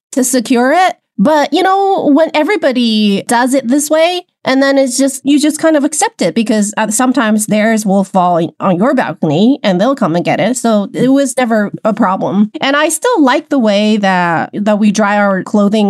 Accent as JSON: {"language": "English", "town": "Wuhan", "region": "Hubei", "country": "China", "tie": "born or raised there", "said": "growing up in China, I grew up in Wuhan"}